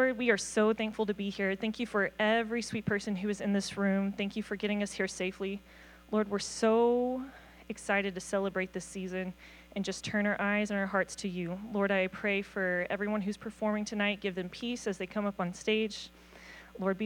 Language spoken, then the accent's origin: English; the South, United States; moved away as an adult; also born or lived in Nashville, Tennessee / Georgia; now in Glasgow, United States; as a Southerner